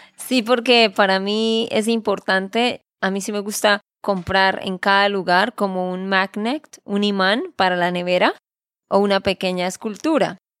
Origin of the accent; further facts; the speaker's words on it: Santander, Colombia; de Santander, Colombia